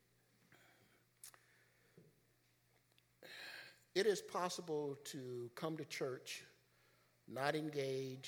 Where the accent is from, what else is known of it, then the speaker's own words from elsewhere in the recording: Chicago, Illinois, United States; When I was a kid growing up in Chicago